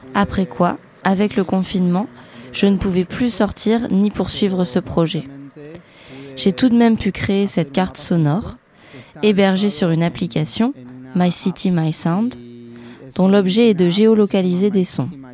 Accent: Buenos Aires, Argentina; French is a second language; moved away as an adult; also born or lived in Carrières-sous-Poissy, France; Je viens de Buenos Aires en Argentine

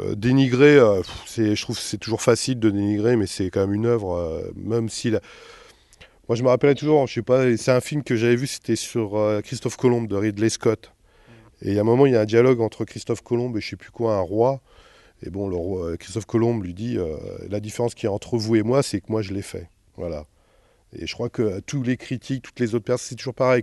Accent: Jura, Bourgogne-Franche-Comté, France; moved away; moi je suis pas du tout du coin, là je suis du Jura

